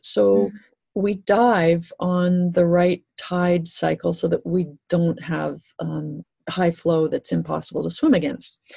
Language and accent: English; Great Lakes, Canada; growing up in the Great Lakes, it was all wreck diving here.